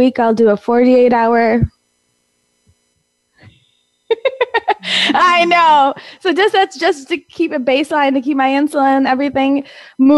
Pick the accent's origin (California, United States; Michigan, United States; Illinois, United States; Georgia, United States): Illinois, United States; Naperville; I was born and raised in Naperville, Illinois